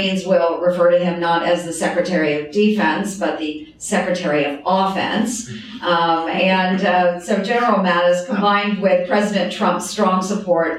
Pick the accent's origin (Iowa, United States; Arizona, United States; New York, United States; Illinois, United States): Iowa, United States; My home state of Iowa